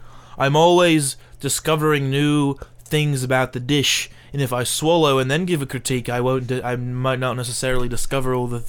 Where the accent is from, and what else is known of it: Rotherham, Yorkshire and the Humber, United Kingdom